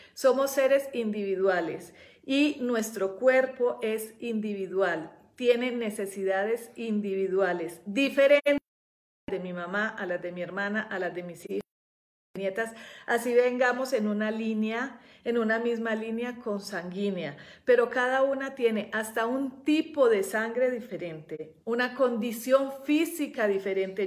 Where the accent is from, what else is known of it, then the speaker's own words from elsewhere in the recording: Colombia; also born or lived in Europe; now in Mexico; yo que vivo en nací en Colombia